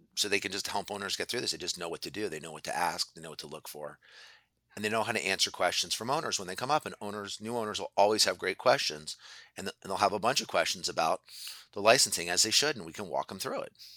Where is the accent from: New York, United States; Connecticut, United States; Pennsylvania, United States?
Pennsylvania, United States; Philadelphia; I grew up in Philadelphia